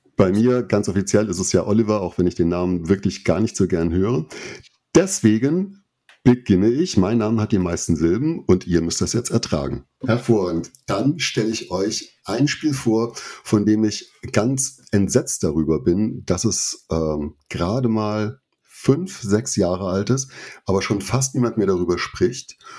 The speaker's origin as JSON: {"language": "German", "region": "Saarland", "country": "Germany", "said": "aus dem Saarland"}